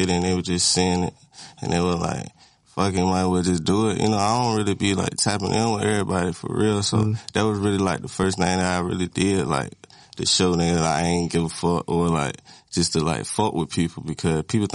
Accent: Virginia, United States; I'm from Virginia

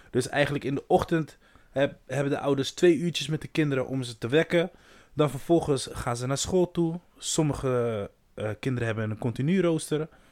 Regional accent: Brazil; now in Netherlands; Ik ben echt Braziliaan. Ook al woon ik hier zo lang. Ik ben Braziliaan.

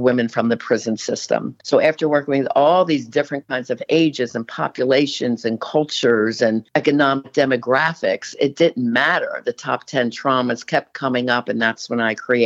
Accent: Philadelphia, Pennsylvania, United States; moved away as an adult; also born or lived in Erie; I'm from Philly. So I'm used to the city.

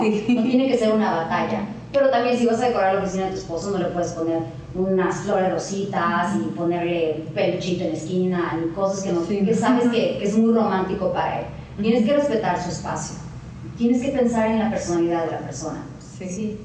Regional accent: Mexico; now in Cabo San Lucas, Mexico; soy mexicana

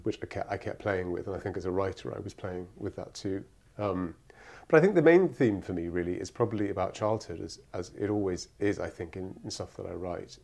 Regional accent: Cyprus; moved away; I grew up in Cyprus

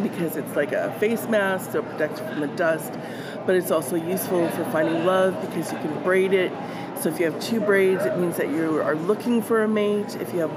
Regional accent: Winnipeg, Manitoba, Canada; I am from Winnipeg, Manitoba, Canada

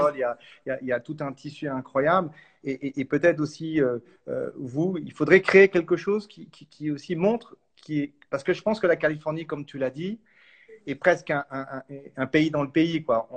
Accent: France; chez nous en France

